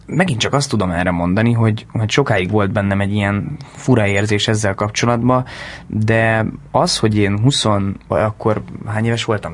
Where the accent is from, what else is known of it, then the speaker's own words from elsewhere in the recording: Hungary; first language Hungarian; moved away as an adult; also born or lived in London; nagyon jó lenne itthon egy egy nagyon-nagyon-nagyon jó filmben szerepelni magyarul, mert mégiscsak ez az anyanyelvem